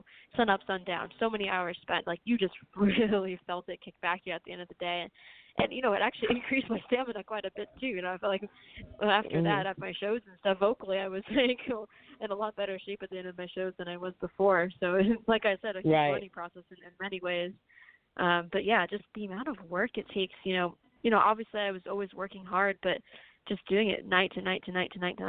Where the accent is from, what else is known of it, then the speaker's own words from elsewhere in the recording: South Florida, United States; I'm from Florida, South Florida